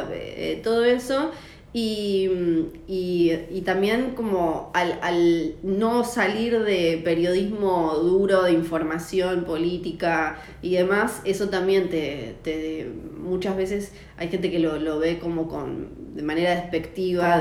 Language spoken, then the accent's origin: Spanish; Tierra del Fuego, Argentina; moved away as an adult; also born or lived in Ushuaia; soy fueguina